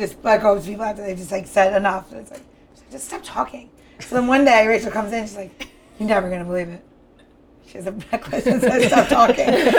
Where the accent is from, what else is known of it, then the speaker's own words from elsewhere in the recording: New York, United States; I'm from New York